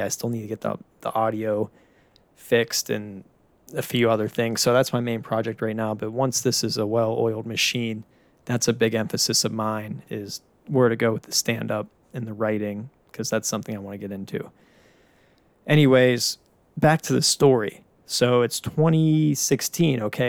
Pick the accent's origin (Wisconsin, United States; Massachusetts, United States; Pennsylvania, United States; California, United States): Pennsylvania, United States; Pittsburgh; now in Tampa, United States; born and raised in Pittsburgh